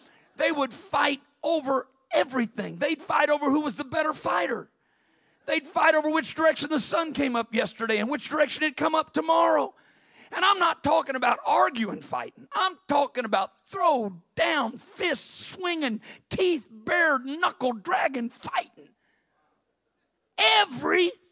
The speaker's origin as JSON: {"language": "English", "region": "southern Illinois", "country": "United States", "tie": "born or raised there", "moved": "yes", "said": "I was in a small school in southern Illinois there, and there were 34 kids in my graduating class"}